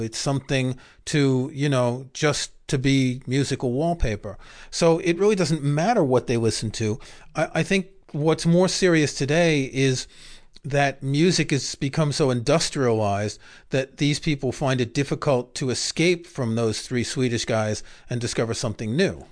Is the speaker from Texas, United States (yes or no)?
no; New York City, New York, United States; I grew up in Queens